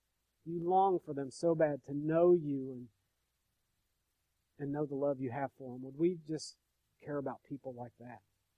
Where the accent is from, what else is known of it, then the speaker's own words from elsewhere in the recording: New York, United States; but I'm from upstate New York.